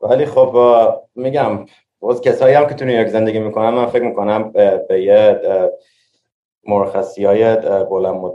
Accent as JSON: {"language": "Persian", "town": "Tehran", "region": "Tehran Province", "country": "Iran", "tie": "born or raised there", "lives_now": "New York, United States", "said": "منی که توی تهران بزرگ شدم این, این, این شهریه که من میتونم توش دووم بیارم"}